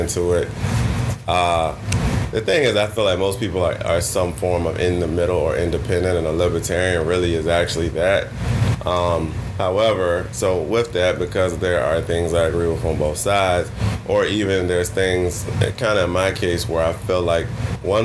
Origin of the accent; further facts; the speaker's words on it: Mechanicsville, Virginia, United States; also born or lived in Richmond, Virginia; So I grew up in Richmond. Actually, outside of it, I grew up in Mechanicsville, technically. Went to school in Richmond